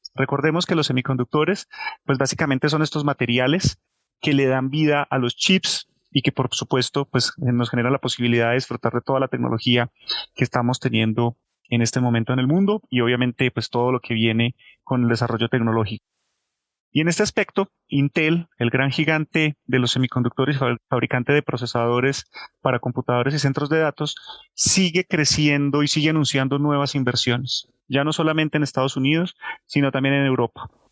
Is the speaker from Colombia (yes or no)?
yes; Colombia; como colombianos